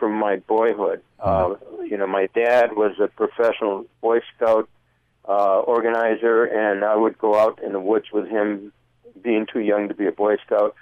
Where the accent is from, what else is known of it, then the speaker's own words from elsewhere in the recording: Michigan, United States; moved away; I grew up in Michigan